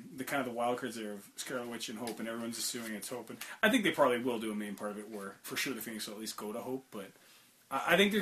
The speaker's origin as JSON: {"language": "English", "town": "Hamilton", "region": "Ontario", "country": "Canada", "said": "I'm from Hamilton"}